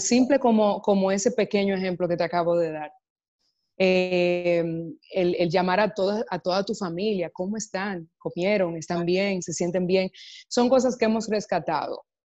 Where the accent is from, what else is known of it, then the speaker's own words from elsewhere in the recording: Dominican Republic; el cine que hago es normalmente he eh, consumido en mi país, en República Dominicana